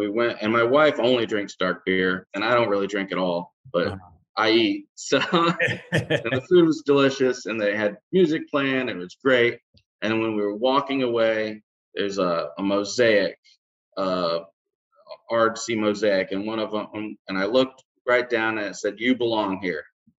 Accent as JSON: {"language": "English", "region": "Michigan", "country": "United States", "tie": "born there", "also_born_or_lived": "Florida / Montana / Indianapolis, Indiana", "said": "Well, I was born in Michigan, moved to Florida, spent a lot of my summers in Washington State and in Michigan. And then we moved to Montana. And then we ended up moving to Indianapolis, Indiana."}